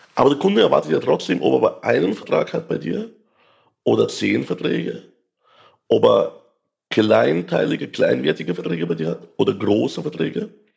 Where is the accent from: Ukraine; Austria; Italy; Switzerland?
Ukraine; now in Germany; ich komme ja aus der Ukraine